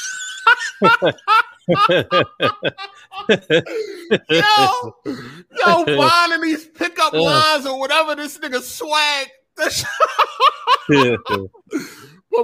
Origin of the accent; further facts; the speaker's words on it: Philadelphia, Pennsylvania, United States; I am from the Philadelphia area